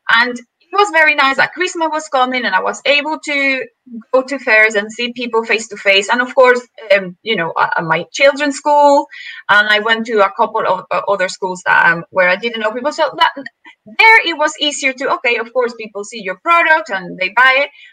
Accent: Venezuela; moved away; I'm from Venezuela

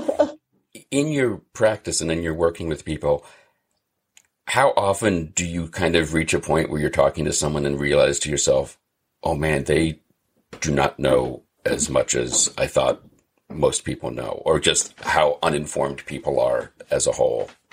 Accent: Massachusetts, United States; I'm from Massachusetts

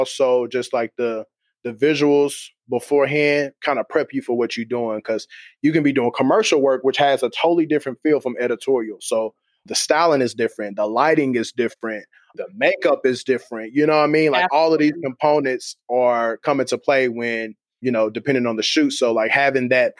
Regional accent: Kansas City, United States; I'm from Kansas City

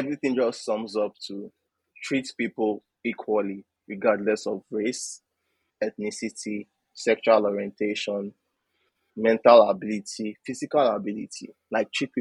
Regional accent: Nigeria; my culture, about what it means to be a Nigerian

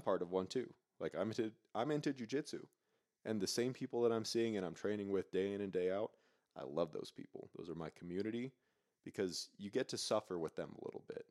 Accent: Granite Bay, California, United States; moved away as an adult; now in Truckee, United States; I'm from small, white, safe suburbia, Granite Bay

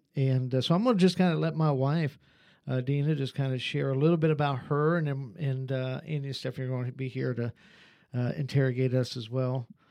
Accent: Ohio, United States; born or raised there; moved away as an adult; also born or lived in North Carolina / Virginia / West Virginia

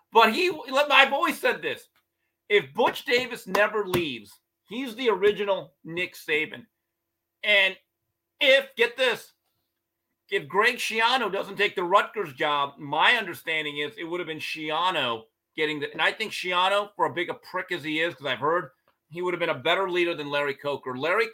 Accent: Busan, South Korea; I just spell it out because I don't sound like, I'm from Pusan.

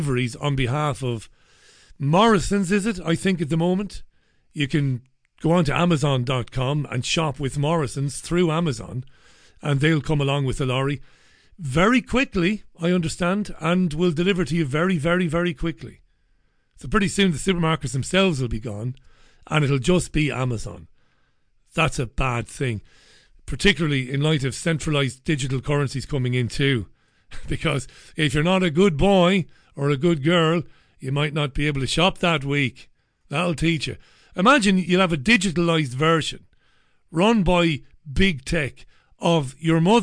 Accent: Waterford, Munster, Ireland; growing up in Ballybeg in Waterford, heading into Waterford, into the town

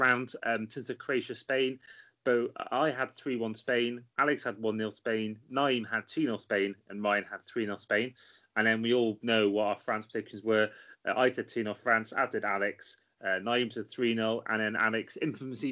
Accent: Welsh, Wales, United Kingdom; I'm Welsh

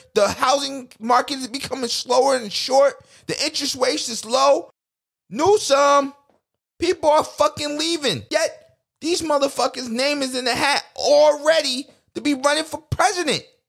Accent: United States; as a people, as American people, we're very artistic people

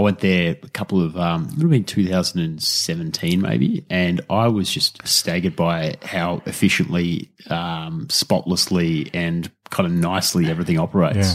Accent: Australia; as an Australian

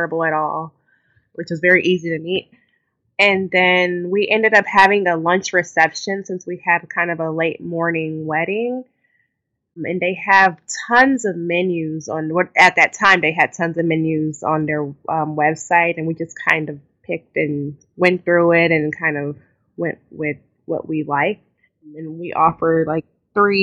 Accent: Texas, United States; now in New Jersey, United States; I'm from Texas, and we're still living in New Jersey

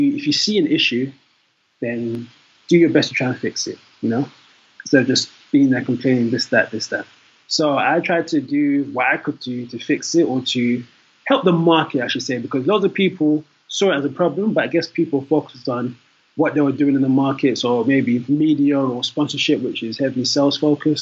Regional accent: London, United Kingdom; also born or lived in Nigeria (ancestry); I am Nigerian. Although born in London, my parents, my family are from there.

